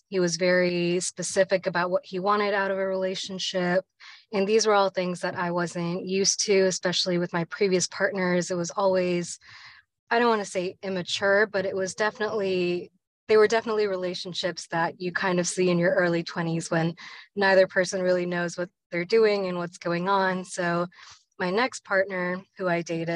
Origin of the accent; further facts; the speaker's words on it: Richmond, Virginia, United States; I was born and raised in Richmond, Virginia.